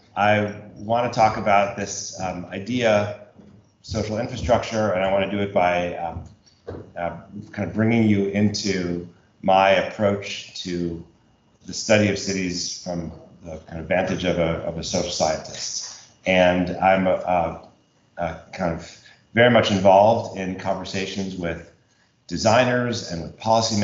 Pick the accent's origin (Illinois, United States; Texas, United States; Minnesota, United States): Illinois, United States; Chicago; moved away as an adult; also born or lived in Berkeley, California / France; I was a graduate student in California at Berkeley, but I grew up in Chicago